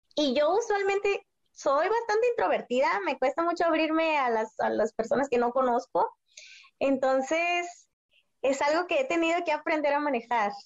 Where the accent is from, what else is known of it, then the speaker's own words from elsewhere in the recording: Mexicali, Baja California, Mexico; yo soy de Mexicali, entonces vivo en la frontera